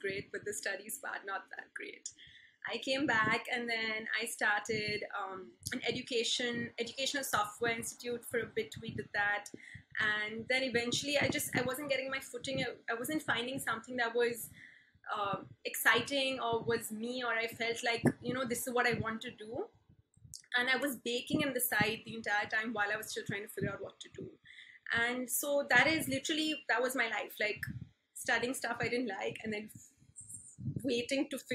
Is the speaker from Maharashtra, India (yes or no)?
yes; Mumbai, Maharashtra, India; moved away as an adult; also born or lived in Berkeley, United States / Philadelphia, United States; I've been born and brought up in Bombay's cathedral schooling